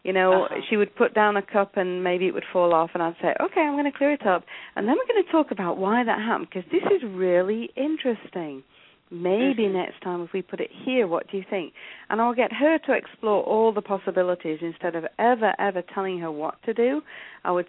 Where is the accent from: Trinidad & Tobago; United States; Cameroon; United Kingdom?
United Kingdom; England; accent: English; moved away as an adult; also born or lived in South Africa / Italy / Portugal; now in Canada; as you can hear, I'm English. I was born in England